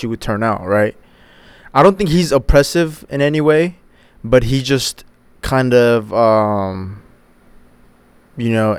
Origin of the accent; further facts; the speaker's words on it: United States; hitting my teenage years and growing up in the States